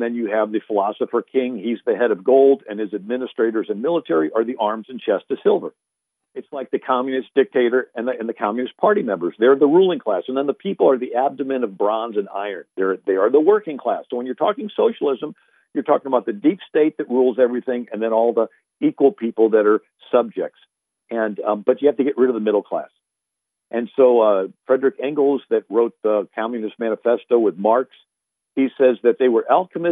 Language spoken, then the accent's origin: English; St. Louis, Missouri, United States; moved away; I'm originally from St. Louis, 30 miles from Ferguson